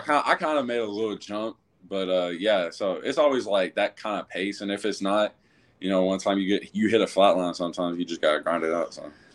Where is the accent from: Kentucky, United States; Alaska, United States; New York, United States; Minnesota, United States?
Kentucky, United States; Louisville; now in Cartersville, United States; I actually grew up mostly in, uh, Louisville, Kentucky. That's actually my hometown.